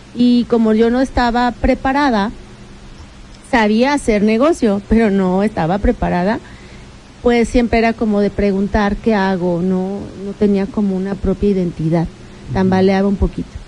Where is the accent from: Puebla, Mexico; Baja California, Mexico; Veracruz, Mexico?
Puebla, Mexico; Tecamachalco; Ya los dos, los dos crecimos en Tecamachalco